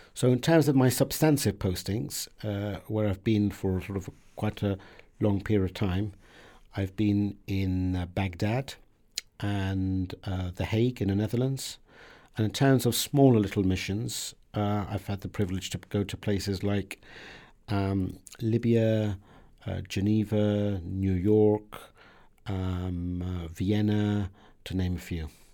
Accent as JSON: {"language": "English", "town": "Southampton", "region": "South East England", "country": "United Kingdom", "tie": "born or raised there", "also_born_or_lived": "Iran", "second_language": "English", "said": "When I came to the U K when I was seven"}